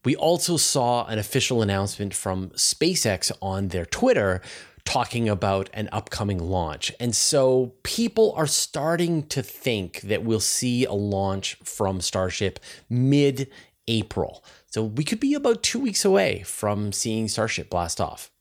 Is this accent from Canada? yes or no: yes; Canada; as a Canadian